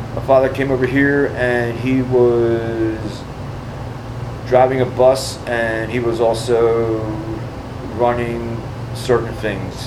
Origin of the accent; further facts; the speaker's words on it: Philadelphia, Pennsylvania, United States; I was raised in North Philly